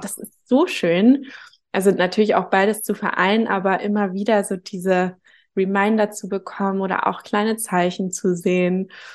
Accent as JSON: {"language": "German", "region": "Hamburg", "country": "Germany", "tie": "born or raised there", "moved": "as an adult", "lives_now": "Gran Canaria, Spain", "said": "bin geboren und aufgewachsen in Hamburg"}